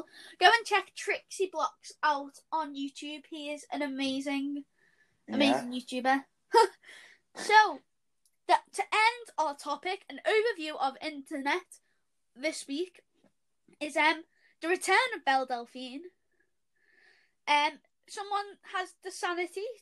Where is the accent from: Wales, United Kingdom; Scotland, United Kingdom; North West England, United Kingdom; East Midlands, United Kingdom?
North West England, United Kingdom; Liverpool; accent: Scouse; Don't know if you can tell by our accents yet, but yes, we are from Liverpool.